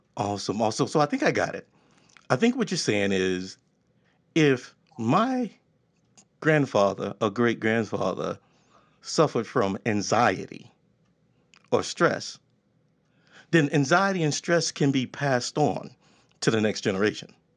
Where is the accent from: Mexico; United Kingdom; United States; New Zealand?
United States; Texas; I'm from Texas